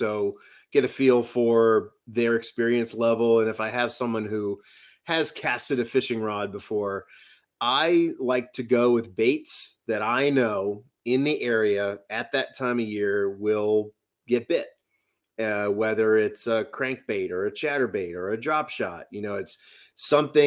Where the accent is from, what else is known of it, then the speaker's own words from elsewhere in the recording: New Orleans, Louisiana, United States; now in New Hampshire, United States; I was born and raised in New Orleans